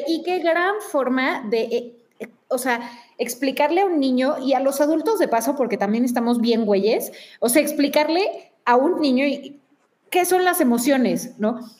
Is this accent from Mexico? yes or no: yes; Mexico; nosotros como mexicanos